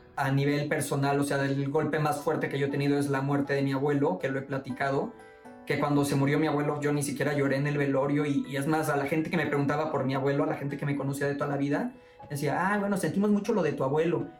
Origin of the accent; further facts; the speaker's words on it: Boca del Río, Veracruz, Mexico; moved away as an adult; now in Mexico City, Mexico; mi, mi pueblito, mi boca del río, Veracruz